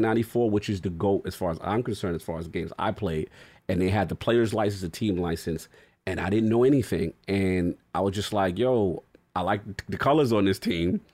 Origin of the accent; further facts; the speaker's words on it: New York, United States; born and raised in New York